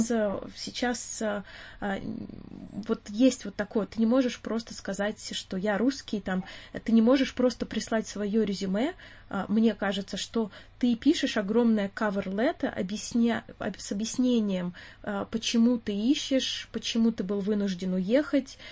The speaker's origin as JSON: {"language": "Russian", "country": "Russia", "moved": "yes", "lives_now": "London, United Kingdom", "said": "нам очень сложно скрыть акцент свой. И очень часто, а, акцент триггерит вопрос «Откуда ты?» И ты говоришь «Я из России»"}